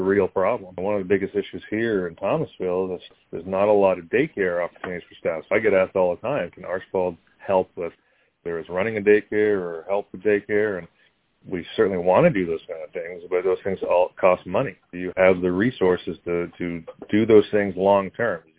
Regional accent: Canada; also born or lived in South Carolina / Buffalo, New York; now in Georgia, United States; Growing up in Canada

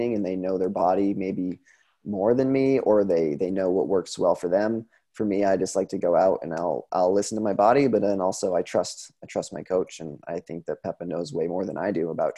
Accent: Vermont, United States; moved away as an adult; also born or lived in Sun Valley, Idaho; I'm from Vermont, you know, it's an hour and a half, Craftsbury is an hour and a half from my home

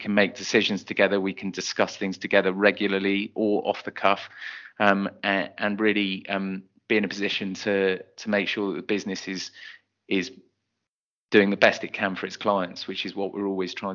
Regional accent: Bristol, South West England, United Kingdom; moved away as an adult; I'm from Bristol, I've been away from Bristol and I ended up coming back to it

